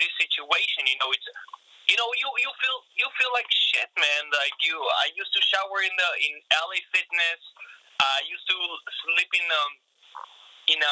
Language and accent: English; Israel; born or raised there; moved away as an adult; now in United States